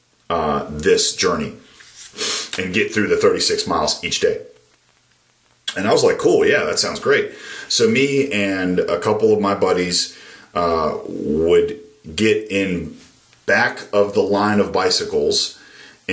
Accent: Maryland, United States; Growing up in Maryland was a really great place

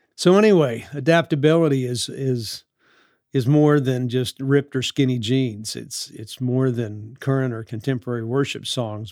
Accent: New Orleans, Louisiana, United States; the time that I grew up in New Orleans in the sixties

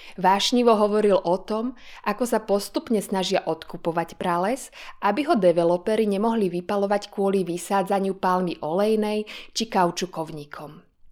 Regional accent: Slovakia; u mňa doma na Slovensku

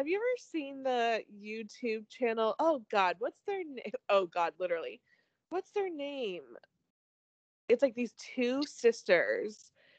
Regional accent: Phoenix, Arizona, United States; we grew up in Phoenix and we grew up like watching the Suns.

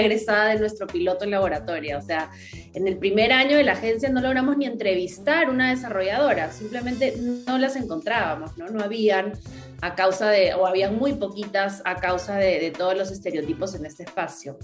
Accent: Peru; moved away as an adult; also born or lived in United States; yo soy de acá de Perú, aquí crecí, pero viví como 10 años fuera

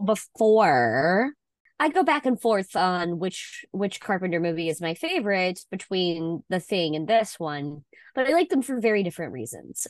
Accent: Mississippi, United States; Elvis is from my home state

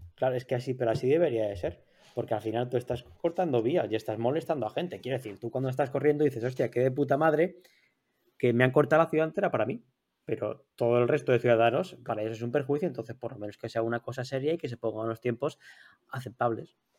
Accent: Torrent, Valencian Community, Spain; mi pueblo de Torrent

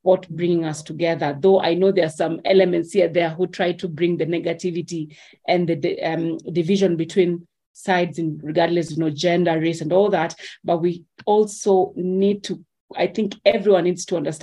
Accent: Kenya; I'm Kenyan

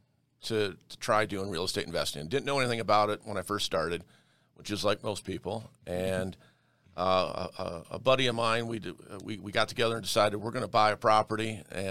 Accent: Detroit, Michigan, United States; now in Denver, United States; I was born in Detroit, Michigan

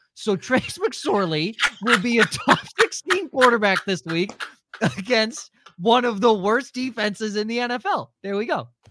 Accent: Florida, United States; moved away; I'm from Florida

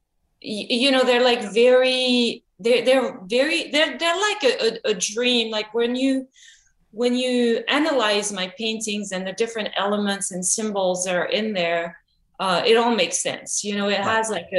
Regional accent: France; now in Los Angeles, United States; I grew up in France

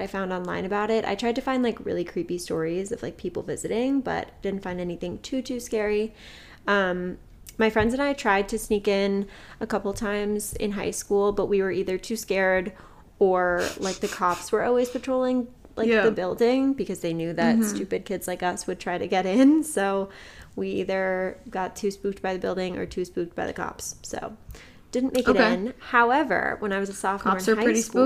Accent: Morristown, New Jersey, United States; Greystone is a psychiatric hospital located in my hometown in it's technically in Morris Plains, but we're gonna say it's in Morristown

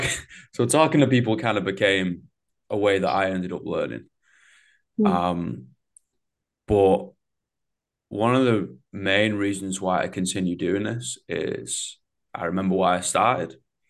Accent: England, United Kingdom; You know, I got a bit of a disassociation when I'm obviously from England, right?

